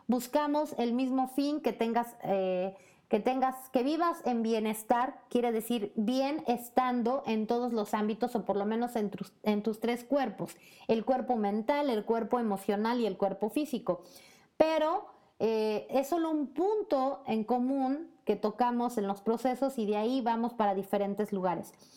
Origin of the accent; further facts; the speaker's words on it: Puebla, Mexico; moved away as an adult; en México, en Puebla, mi ciudad natal, y por supuesto también como mexicana que se arriesgó, que se aventuró a vivir en otro país donde hay otro idioma